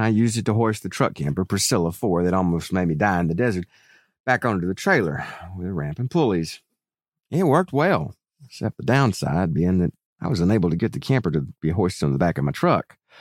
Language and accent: English; hometown of Howard Finster, Georgia, United States; moved away; right from my hometown